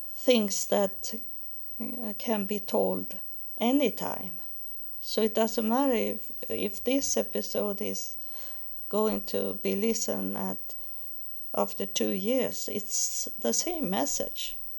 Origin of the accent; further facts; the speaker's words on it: Sweden; English is a second language; moved away as an adult; now in United States; I'm from Sweden